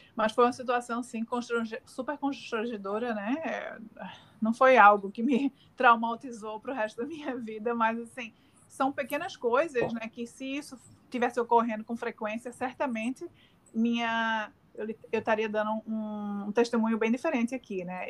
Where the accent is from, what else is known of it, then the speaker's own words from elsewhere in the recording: Northeast Region, Brazil; accent: Northeastern; moved away as an adult; now in Australia; como nordestina, né, tenho um, um sotaque bem acentuado